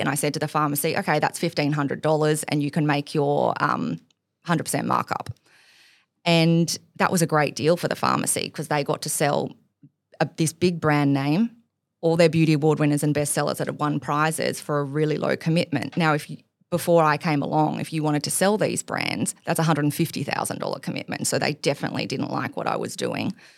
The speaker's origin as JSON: {"language": "English", "town": "Gold Coast", "region": "Queensland", "country": "Australia", "tie": "born or raised there", "also_born_or_lived": "Hamilton Island", "moved": "as an adult", "lives_now": "Sydney, Australia", "said": "I grew up on the Gold Coast"}